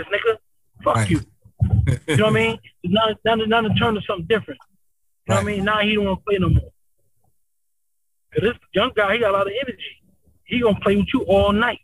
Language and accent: English; East Coast, United States; I'm from the East Coast